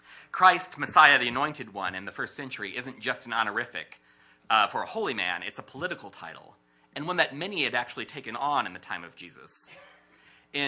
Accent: United States; As an American in my mid-30s, whose ancestors were at least nominally Christian as far back as I know

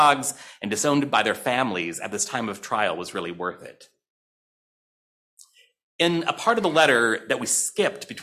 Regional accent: St. Louis, Missouri, United States; I grew up in St. Louis, Missouri

